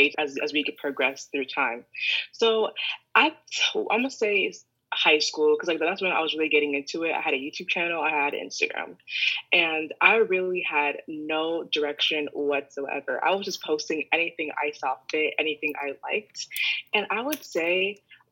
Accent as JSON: {"language": "English", "town": "Columbus", "region": "Ohio", "country": "United States", "moved": "as an adult", "lives_now": "New York, United States", "said": "I'm originally from Columbus, Ohio."}